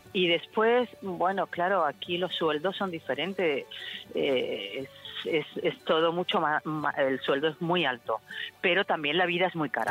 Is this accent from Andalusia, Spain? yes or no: yes; Seville, Andalusia, Spain; moved away as an adult; now in Montreux, Switzerland; Yo soy sevillana